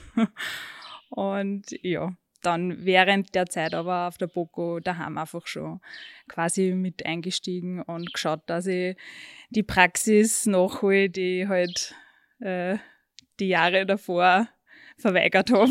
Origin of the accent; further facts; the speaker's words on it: Würmla, Lower Austria, Austria; Ich bin zwar aufgewachsen am Bauernhof